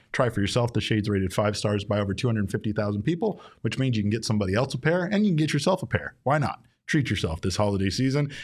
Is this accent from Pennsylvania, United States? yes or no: no; Arizona, United States; we're from Arizona